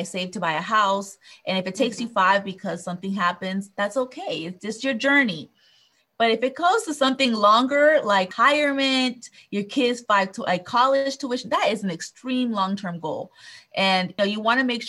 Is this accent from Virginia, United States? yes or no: no; Southern California, United States; I was born and raised here in Southern California